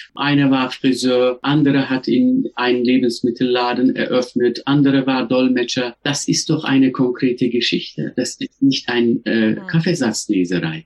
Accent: Turkey; German is a second language; moved away as an adult; now in Germany; Ich bin ja in der Türkei geboren, aufgewachsen, auch äh, dort sozialisiert

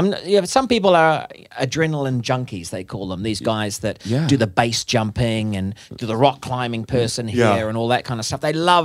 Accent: New Zealand; because I'm from New Zealand, that enjoys the risk-taking sort of adventure.

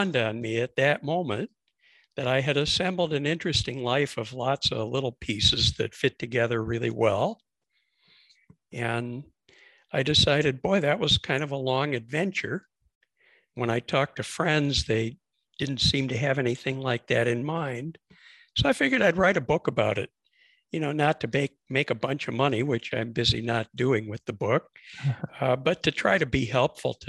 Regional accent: Mexico City, Mexico; accent: Chicago; also born or lived in Chicago, United States; I'm originally from Chicago, as you can probably tell from the way I speak. But my dad was an entrepreneur, moved the family to Mexico when I was a kid. So I grew up in Mexico City

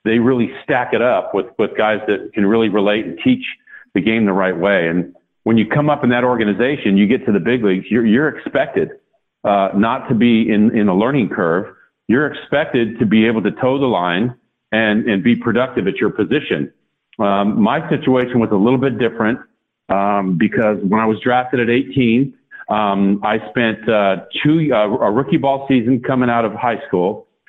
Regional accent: Sacramento, California, United States; Of course, growing up in Sacramento, those games, a mere 86 miles from Candlestick Park, you couldn't see those.

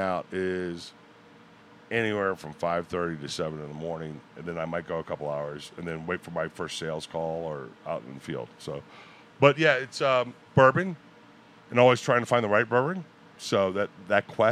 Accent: Daytona Beach, Florida, United States; I grew up in Florida. I grew up in Daytona Beach right on the intercoastal

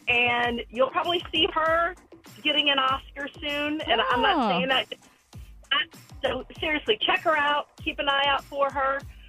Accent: Ohio, United States; now in Texas, United States; I'm originally from Ohio

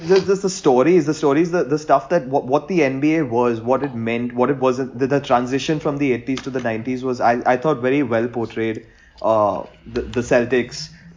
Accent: India; growing up as an Indian cricket fan

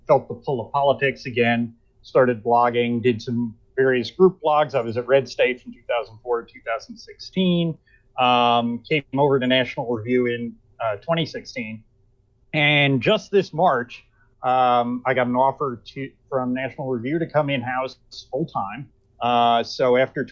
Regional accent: Nanuet, New York, United States; also born or lived in Teaneck, New Jersey / Montvale, New Jersey; I grew up in Nanuet, New York

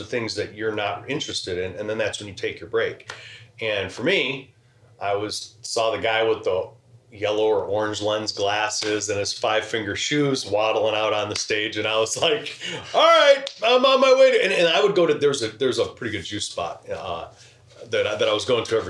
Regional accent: Crown Point, Indiana, United States; moved away as an adult; also born or lived in Arizona; now in Chicago, United States; Then I ended up going to school and growing up in Northwest Indiana.

